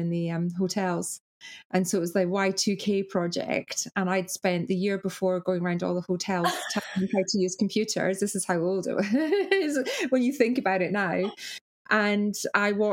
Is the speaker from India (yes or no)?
no; Arbroath, Scotland, United Kingdom; moved away as an adult; now in Australia; my hometown Arbroath